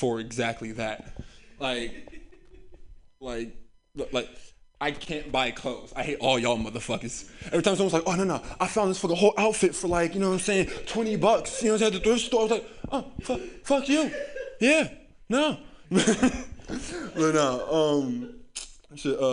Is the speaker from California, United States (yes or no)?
yes; San Francisco, California, United States; I grew up here in San Francisco